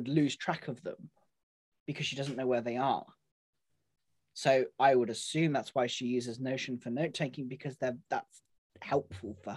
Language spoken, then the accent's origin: English; United Kingdom; We're British